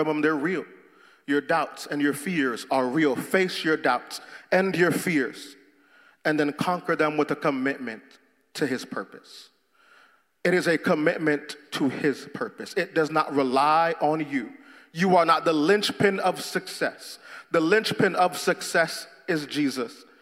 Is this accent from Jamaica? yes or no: yes; Jamaica; moved away; I'm Jamaican